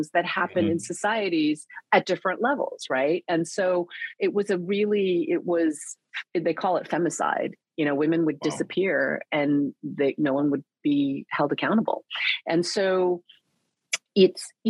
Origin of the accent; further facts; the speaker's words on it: Northern California, United States; also born or lived in Korea; came to Northern California when I was 4, and felt very much like an outsider. Like, it was Silicon Valley before it was Silicon Valley